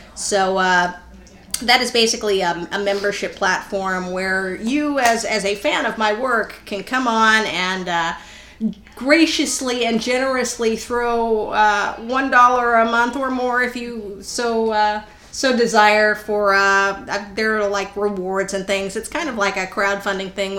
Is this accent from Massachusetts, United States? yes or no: no; El Paso, Texas, United States; moved away; I grew up in El Paso